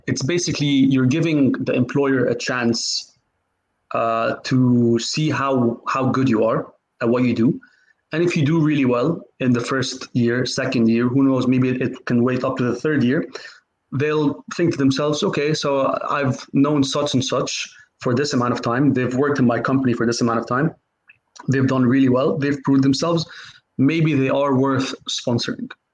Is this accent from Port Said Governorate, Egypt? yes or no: no; Cairo, Cairo Governorate, Egypt; moved away as an adult; also born or lived in United States; now in United Kingdom; I'm originally from Egypt. Uh, I grew up in Cairo, um, lived there. My whole family is from there. Um, I lived there till I was 18.